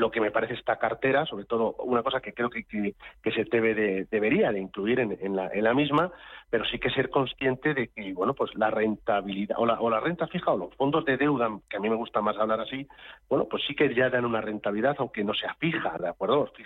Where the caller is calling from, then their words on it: Madrid, Community of Madrid, Spain; de Madrid.